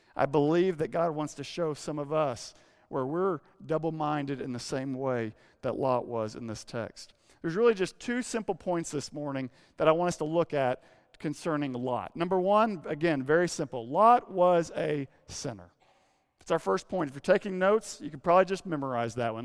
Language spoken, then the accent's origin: English; Arkansas, United States; moved away; growing up in Arkansas